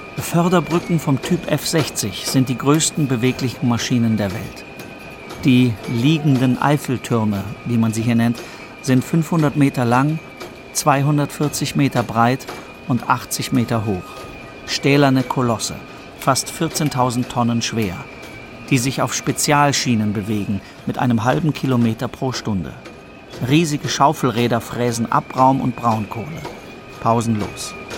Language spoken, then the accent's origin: German; Potsdam, Brandenburg, Germany; weit ab vom Lärm meiner Heimatstadt Potsdam